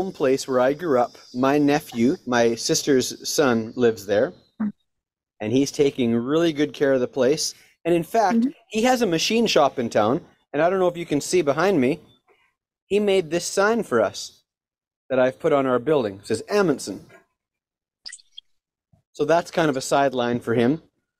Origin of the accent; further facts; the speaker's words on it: Canada; now in United States; So we're from Canada, and we moved